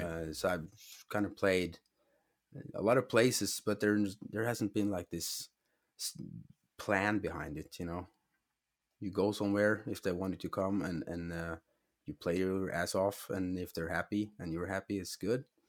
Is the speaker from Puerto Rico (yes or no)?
no; Norway; I'm from Norway